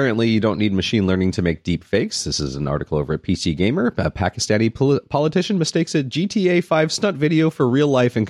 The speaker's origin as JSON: {"language": "English", "country": "Malta", "said": "I come from Malta, which is, I know where Malta is."}